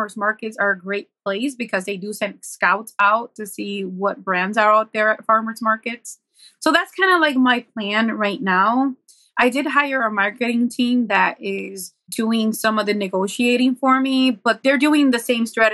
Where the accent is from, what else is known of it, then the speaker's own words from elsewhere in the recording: Buffalo, New York, United States; I was from Buffalo